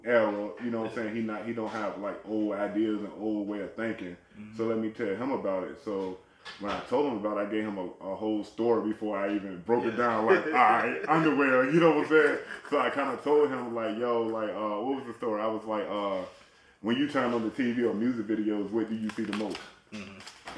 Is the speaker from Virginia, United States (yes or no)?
yes; Virginia, United States; I'm from Virginia